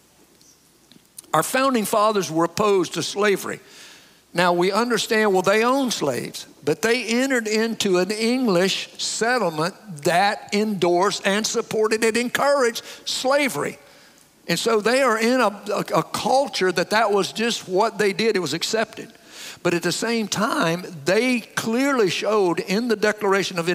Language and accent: English; the South, United States; I grew up in the South